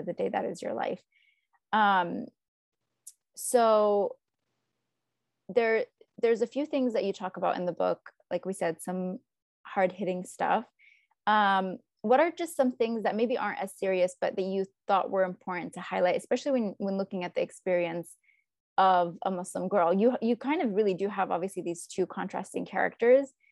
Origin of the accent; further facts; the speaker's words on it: United States; we're American